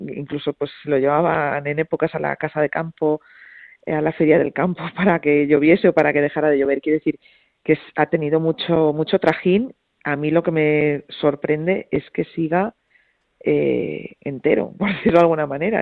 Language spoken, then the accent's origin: Spanish; Madrid, Community of Madrid, Spain; yo soy de Madrid